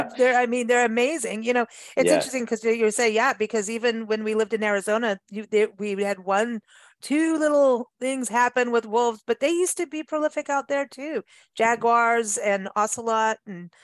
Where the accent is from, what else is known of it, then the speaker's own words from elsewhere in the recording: Kenya; also born or lived in South Africa; I grew up in Africa, so yeah. Out in the bush in Kenya and South Africa, and my best nights were listening to hyenas and jackals.